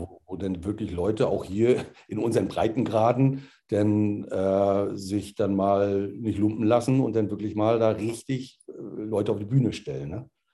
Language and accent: German; Rostock, Mecklenburg-Vorpommern, Germany; Bin Rostocker durch und durch